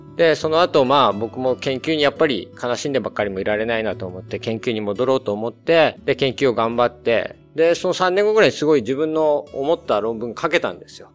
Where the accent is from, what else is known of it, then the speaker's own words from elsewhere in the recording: Miyagi, Japan; also born or lived in Australia; now in United States; 僕は宮城県が出身なんですけど